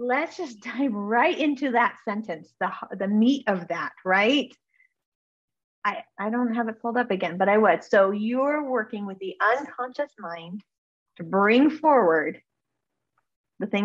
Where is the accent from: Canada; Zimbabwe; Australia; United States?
United States; Northern California; also born or lived in Alaska; I grew up in Northern California a little bit.